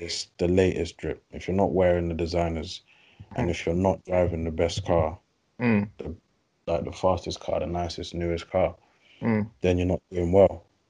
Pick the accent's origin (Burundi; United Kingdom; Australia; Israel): United Kingdom; England; moved away; also born or lived in United States; So me, I tried to keep as English as possible